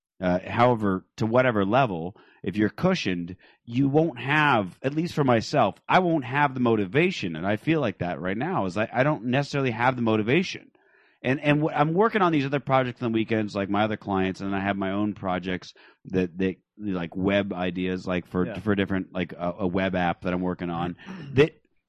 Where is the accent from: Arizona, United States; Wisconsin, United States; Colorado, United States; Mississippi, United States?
Arizona, United States; Phoenix